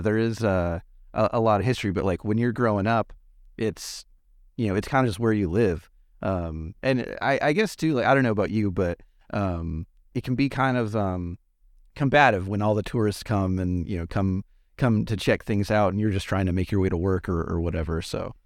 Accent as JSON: {"language": "English", "town": "Los Angeles", "region": "California", "country": "United States", "tie": "born or raised there", "moved": "yes", "said": "I grew up around Los Angeles"}